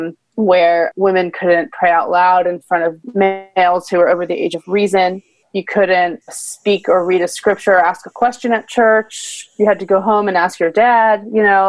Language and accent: English; New Jersey, United States; I'm from New Jersey, not too far from where you teach